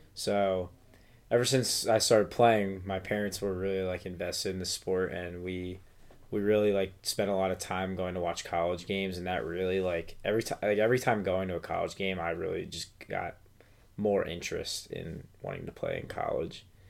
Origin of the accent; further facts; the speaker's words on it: Pennsylvania, United States; I'm from Pennsylvania.